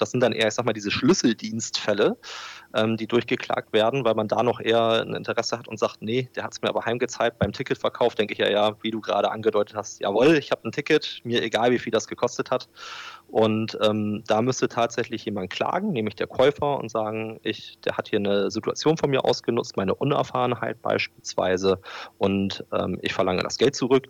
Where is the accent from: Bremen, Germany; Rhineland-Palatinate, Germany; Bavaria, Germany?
Bremen, Germany; Bremerhaven; ich bin in Bremerhaven geboren und aufgewachsen